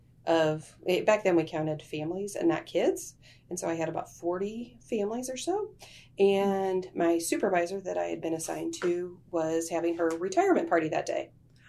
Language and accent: English; Eureka, Missouri, United States; I grew up in Eureka, so I've always been a Missouri girl